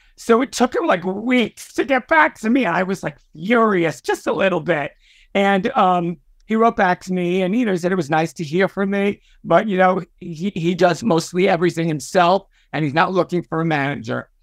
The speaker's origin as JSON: {"language": "English", "town": "New York City", "region": "New York", "country": "United States", "tie": "born or raised there", "said": "I was a young, a, uh, a uh, gay Puerto Rican kid and growing up in Brooklyn."}